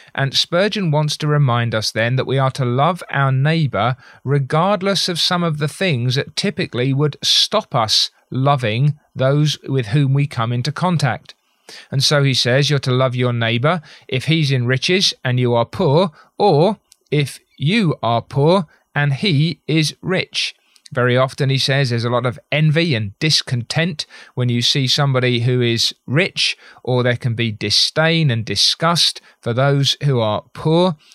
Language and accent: English; United Kingdom; as a Brit